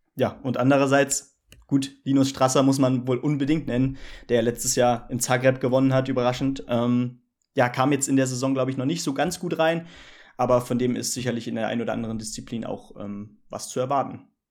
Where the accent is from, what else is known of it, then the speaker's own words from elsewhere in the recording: Hesse, Germany; als Hesse